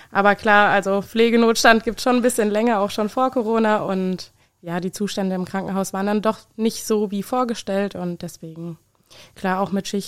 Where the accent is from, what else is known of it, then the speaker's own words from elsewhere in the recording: Obertshausen, Hesse, Germany; now in Heusenstamm, Germany; Ja, ich komme aus Obertshausen ursprünglich, wohne mittlerweile jetzt in Heusenstamm.